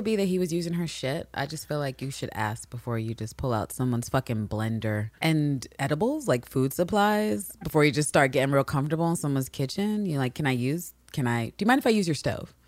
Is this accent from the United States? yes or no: yes; United States; because we are American